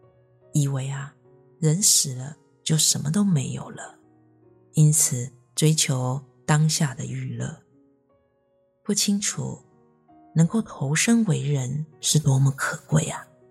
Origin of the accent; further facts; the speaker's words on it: Myanmar; 我的故乡在一个缅甸非常偏僻的乡下，在那里呢，大多数的人连佛法是什么都不知道。尽管我们也拜佛，但只是一般的民间信仰罢了。